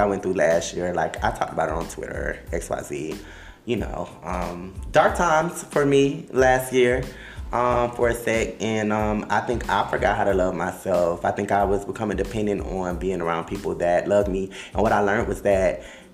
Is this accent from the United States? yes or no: yes; Miami, Florida, United States; accent: Miami accent